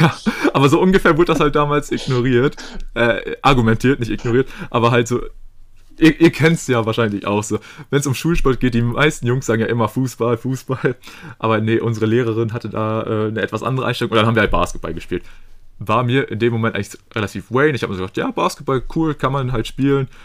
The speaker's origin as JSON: {"language": "German", "country": "Germany", "said": "als Deutscher"}